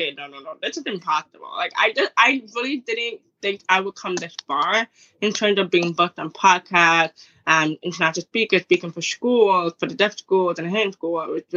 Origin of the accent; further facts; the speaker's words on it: Toronto, Ontario, Canada; I'm from Toronto.